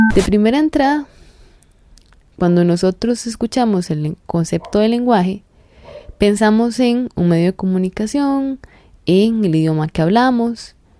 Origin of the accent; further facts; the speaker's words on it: Costa Rica; nosotros como costarricenses